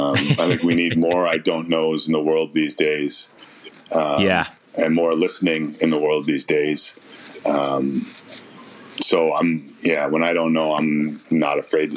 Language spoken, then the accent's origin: English; Canada; Okay, so I'm going to go …, …, …, because we're Canadian.